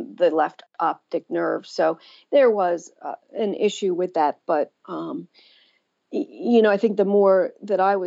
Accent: Pennsylvania, United States; my hometown of Pennsylvania

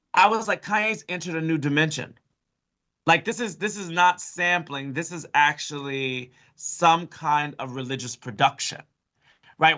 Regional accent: Chicago, Illinois, United States; I'm from Chicago.

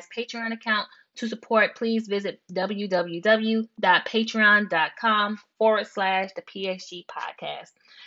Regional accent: Tennessee, United States; also born or lived in New York; now in Brooklyn, United States; I was raised in Tennessee

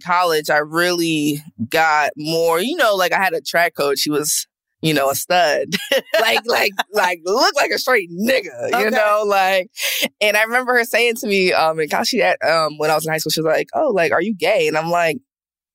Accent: New Jersey, United States; I'm from Jersey, South Jersey.

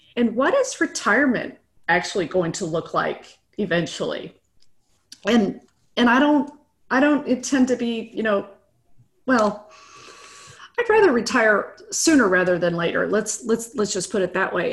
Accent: Midwest, United States; now in Austin, United States; I grew up in the Midwest. I'm, I'm just, I'm, I'm a nice Midwest girl. And who now lives in Austin, Texas

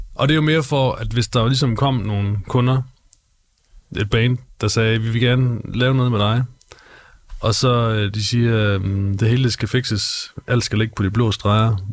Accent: Gråsten, Southern Denmark, Denmark; moved away as an adult; now in Aarhus, Denmark; Jeg er fra Gråsten oprindeligt, nede i Sønderjylland men øh, københavner forældre, men født og opvokset i Sønderjylland

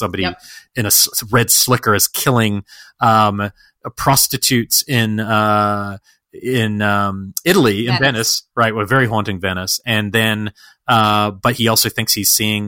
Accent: New Zealand; When I was 21, I don't know, I was visiting from New Zealand

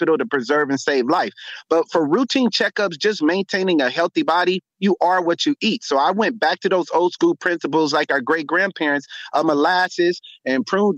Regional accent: Los Angeles, California, United States; I'm born and raised in Los Angeles, California, became a medical physician

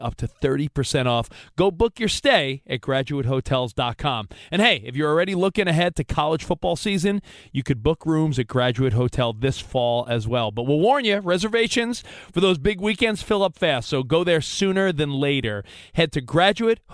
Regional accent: New York, United States; moved away as an adult; now in Los Angeles, United States; growing up on the East Coast

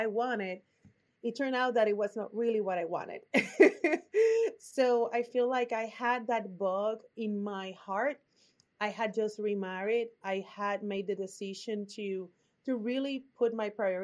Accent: Puerto Rico; accent: Puerto Rican; English is a second language; now in Austin, United States; My accent is from Puerto Rico

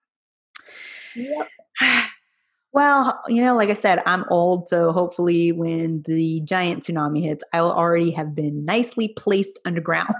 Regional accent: California, United States; I grew up in California

